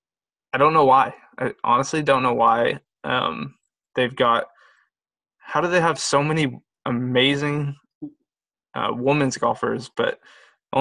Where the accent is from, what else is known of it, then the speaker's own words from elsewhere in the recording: United States; being an American